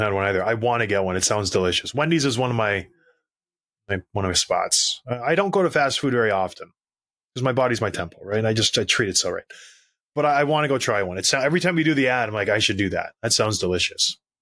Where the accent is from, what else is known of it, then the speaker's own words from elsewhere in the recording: Canada; When I was growing up, I was proud to go somewhere and say, "I'm Canadian."